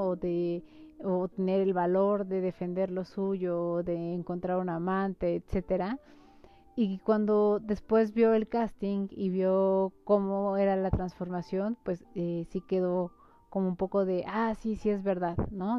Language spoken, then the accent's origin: Spanish; Mexico; como mexicanos